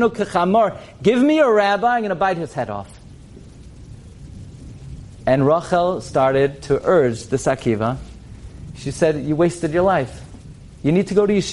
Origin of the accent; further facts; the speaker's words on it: New York City, New York, United States; I grew up in Flatbush on Avenue M and East 31st Street